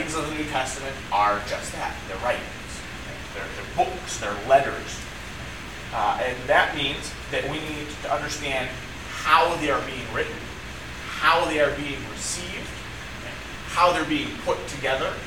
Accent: United States; as American Christians

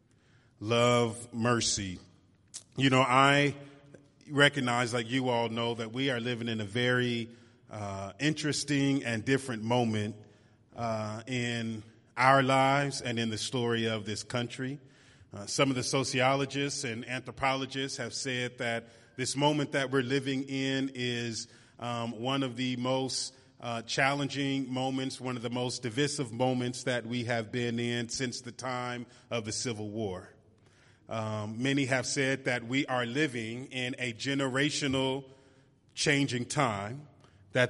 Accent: San Francisco, California, United States; moved away as an adult; now in Oakland, United States; I live in Oakland, but I'm originally from San Francisco

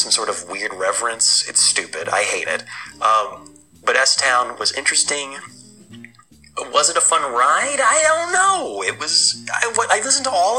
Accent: satellite cities of Jackson, Tennessee, United States; one of the satellite cities of Jackson, where Brad and I were raised in Tennessee

